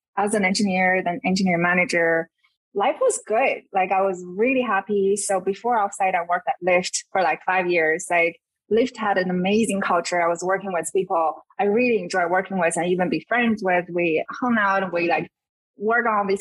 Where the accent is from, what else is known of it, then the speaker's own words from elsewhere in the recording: China; moved away as an adult; also born or lived in South Bay Area, United States; now in United States; I grew up in China, and I came to the US for grad school.